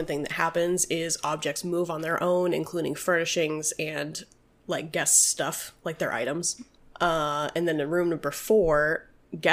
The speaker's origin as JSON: {"language": "English", "region": "New Mexico", "country": "United States", "tie": "born or raised there", "said": "I was born in New Mexico"}